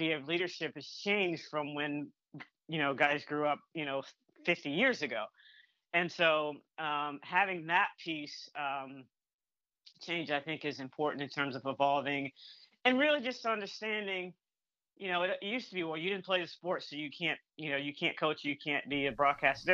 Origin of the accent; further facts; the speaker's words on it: North Carolina, United States; also born or lived in Michigan / Massachusetts; now in Atlanta, United States; I grew up in North Carolina and, and I live in the Atlanta area now